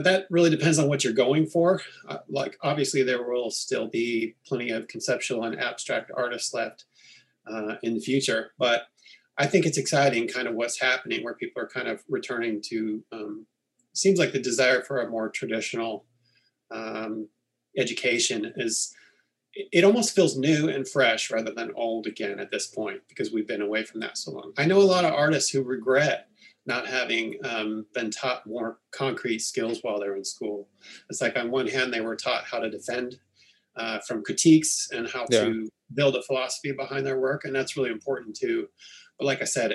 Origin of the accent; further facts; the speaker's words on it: Northern California, United States; I grew up in Northern California